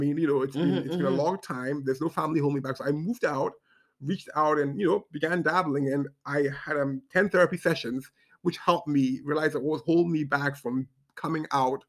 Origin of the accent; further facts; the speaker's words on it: Ghana; also born or lived in Zambia / Kenya; I grew up in Ghana, Zambia, Kenya